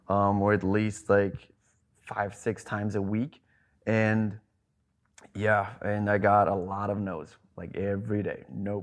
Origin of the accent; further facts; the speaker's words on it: Germany; accent: German; English is a second language; Like, I tried to do my accent that I used to have, and she was like, can you do a little more? And I'm like, and then I got nervous. I'm like, what do you mean more? She's like, your English is fine. We need more German accent in this.